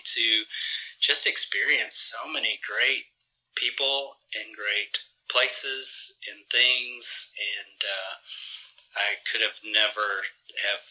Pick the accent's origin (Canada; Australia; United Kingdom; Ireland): Canada; accent: Canadian, yet southern; also born or lived in Southeast Arkansas; now in Arkansas, United States; I was born in Canada to Filipino parents. So I'm a Canadian born Filipino, who's now an American citizen, so I'm Canadian-born Filipino-American